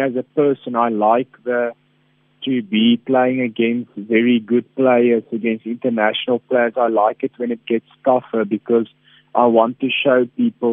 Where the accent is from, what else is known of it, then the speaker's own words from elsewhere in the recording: South Africa; I think I'm a true South African